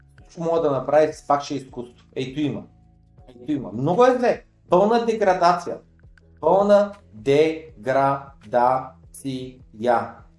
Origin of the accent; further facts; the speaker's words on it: Bulgaria; че съм българин